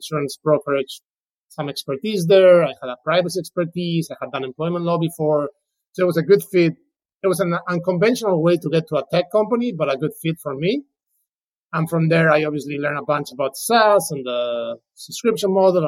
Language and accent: English; Spain; English is a second language; moved away as an adult; now in United States; I'm originally from Spain, moved to the U.S., in 2005 to do an LLM